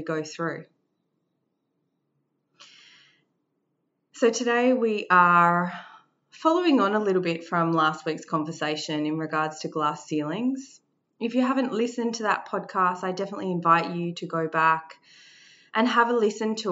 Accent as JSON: {"language": "English", "country": "Australia", "tie": "born or raised there", "said": "I carried the feeling that I wasn't Māori enough. Growing up in Australia"}